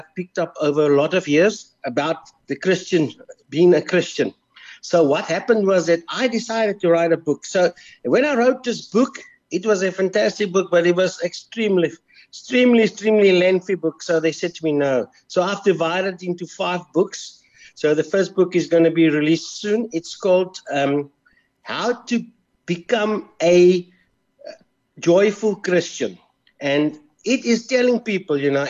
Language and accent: English; Pretoria, Gauteng, South Africa; I was born in Pretoria, so I was a Blue Bull supporter